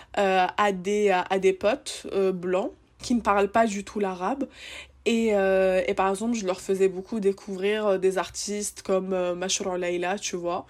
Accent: Seine-Saint-Denis, Île-de-France, France; je viens de Seine-Saint-Denis

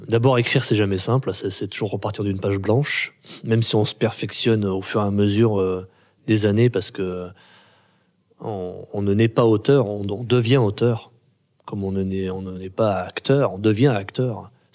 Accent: Grenoble, Auvergne-Rhône-Alpes, France; je suis né en 71 à Grenoble

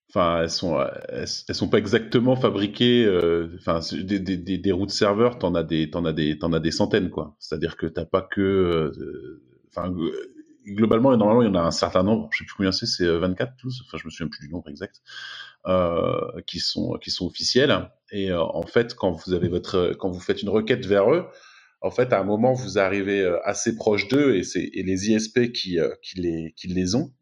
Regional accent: France; moved away as an adult; now in Silicon Valley, United States; quand j'étais en France

